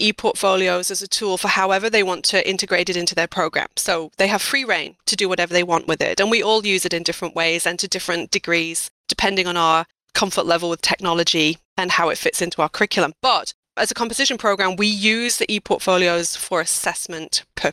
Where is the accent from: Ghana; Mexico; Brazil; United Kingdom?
United Kingdom; Yorkshire and the Humber; also born or lived in Iowa, United States; now in United States; I am a Yorkshire lass